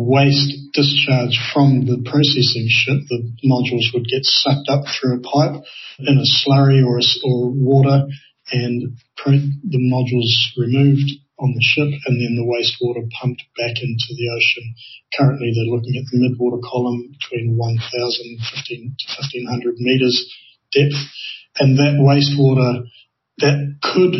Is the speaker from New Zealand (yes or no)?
yes; New Zealand; I come from New Zealand